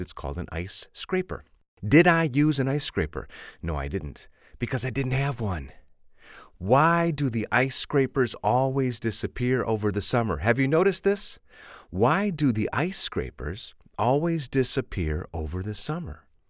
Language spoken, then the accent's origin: English; Chicago, Illinois, United States; I'm from Chicago